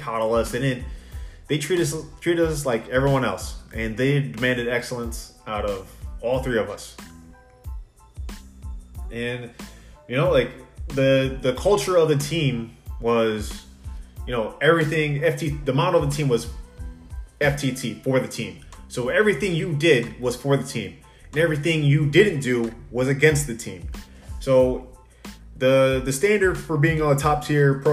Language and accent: English; Long Island, New York, United States; growing up on Long Island